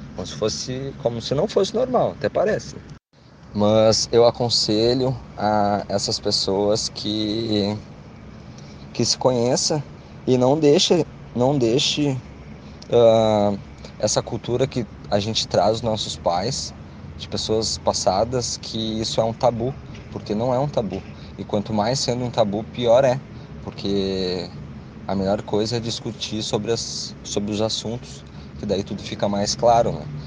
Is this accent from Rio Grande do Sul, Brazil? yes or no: yes; Canoas, Rio Grande do Sul, Brazil; tenho 28 anos, sou de Canoas